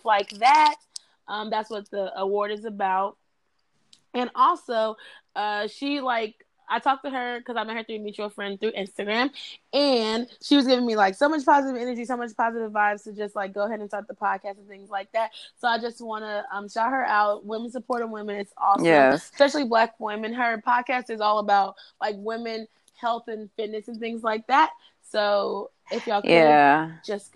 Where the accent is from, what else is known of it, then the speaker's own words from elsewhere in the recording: Louisville, Kentucky, United States; I'm from Louisville. I have all these Louisville people